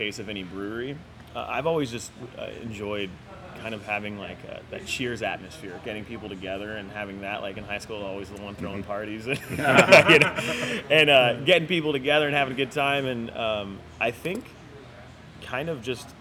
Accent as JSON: {"language": "English", "area": "North County", "region": "California", "country": "United States", "said": "we're from North County"}